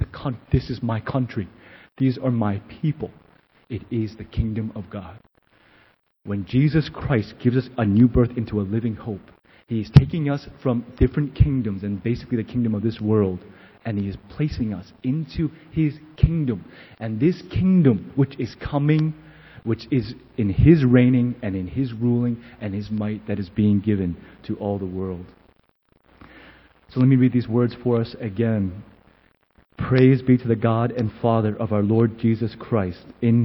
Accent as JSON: {"language": "English", "country": "United States", "said": "And I remember thinking from the depth of who I was, I am an American."}